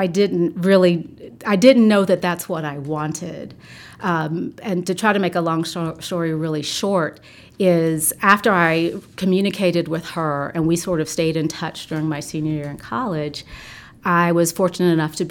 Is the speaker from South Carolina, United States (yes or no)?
yes; South Carolina, United States; moved away; I am originally from South Carolina, and I consider myself very fortunate to be born to two educators